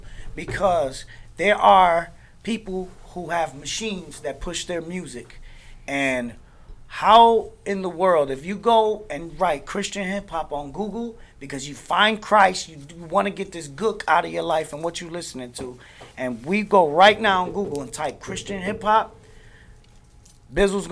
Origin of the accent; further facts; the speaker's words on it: Newark, New Jersey, United States; now in Orlando, United States; I'm from Newark, New Jersey, currently out in Orlando.